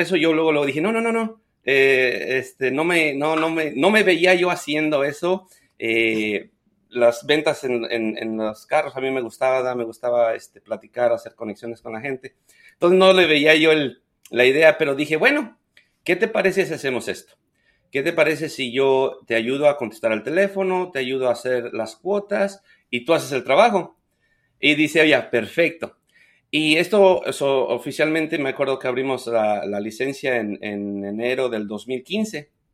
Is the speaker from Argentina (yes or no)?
no; Ucareo, Michoacán, Mexico; moved away as an adult; now in United States; soy originario de Michoacán. El pueblo se llama Ucareo.